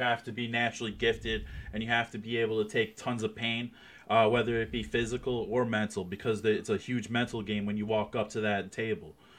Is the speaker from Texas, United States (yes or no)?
no; New Jersey, United States; now in Ohio, United States; I'm actually originally from New Jersey